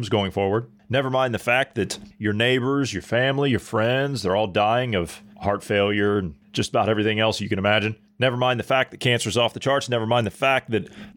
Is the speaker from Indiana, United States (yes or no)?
no; Ohio, United States; my home state of Ohio